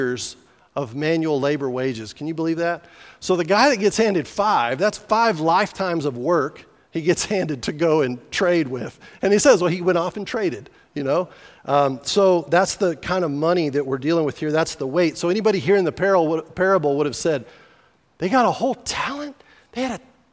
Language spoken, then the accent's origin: English; New Mexico, United States; I was from New Mexico.